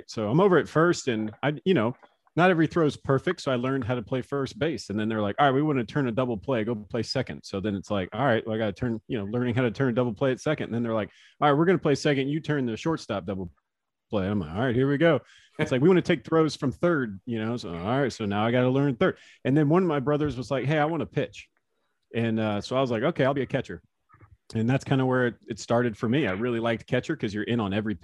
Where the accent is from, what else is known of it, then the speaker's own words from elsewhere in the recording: Florida, United States; We grew up in Florida.